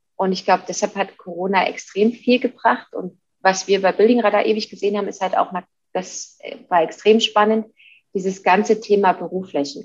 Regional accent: Leipzig, Saxony, Germany; now in Munich, Germany; Jetzt komme ich gebürtig aus Leipzig.

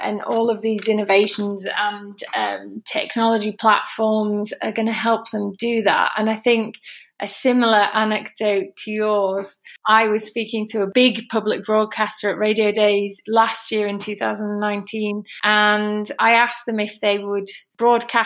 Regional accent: England, United Kingdom; now in Spain; So I'm sitting in Spain, but obviously I'm English

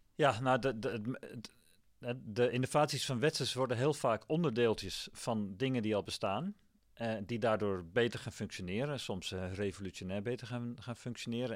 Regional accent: Amsterdam, North Holland, Netherlands; moved away as an adult; also born or lived in Wageningen; als Amsterdammer

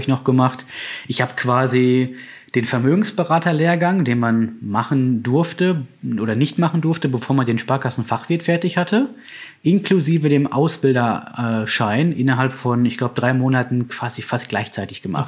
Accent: Bochum, North Rhine-Westphalia, Germany; now in Herdecke, Germany; ich bin tatsächlich in Bochum aufgewachsen

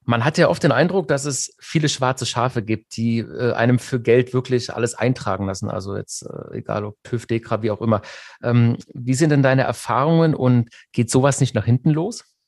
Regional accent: Germany; bei uns in Deutschland

